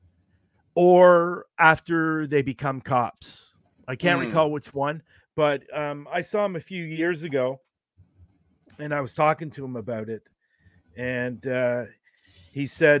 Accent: Oakville, Ontario, Canada; when I was growing up in Oakville, as a child

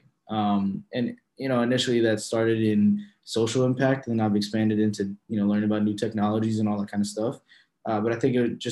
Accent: Philadelphia, Pennsylvania, United States; I am born and raised in Philadelphia

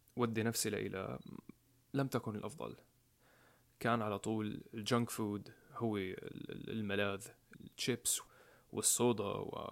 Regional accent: Homs, Homs Governorate, Syria; moved away as an adult; now in United States; بمدينة حمص مدينتي الصغيرة

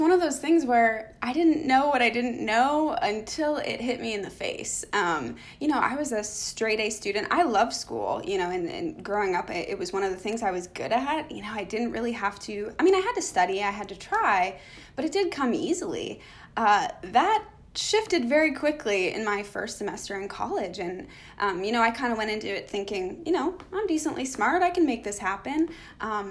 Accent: Canada; moved away as an adult; also born or lived in United States; So grew up in a hockey family, very stereotypically Canadian

